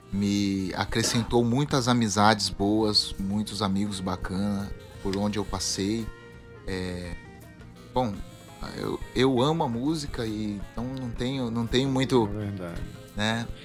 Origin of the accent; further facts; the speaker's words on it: Limeira, São Paulo, Brazil; also born or lived in São Caetano do Sul; São Caetano do Sul, fui criado em Limeira, né? Interior ali próximo a Piracicaba, Campinas. E retornei a São Paulo, hoje moro em São Paulo.